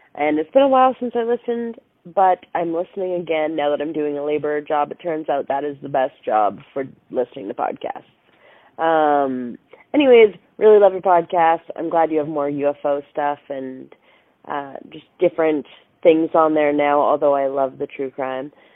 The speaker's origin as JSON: {"language": "English", "area": "outside of Boston", "region": "Massachusetts", "country": "United States", "tie": "born or raised there", "said": "I grew up outside of Boston"}